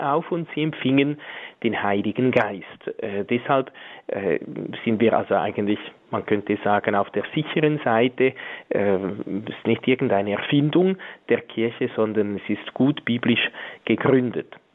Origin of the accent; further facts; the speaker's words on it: Switzerland; bei uns in der Schweiz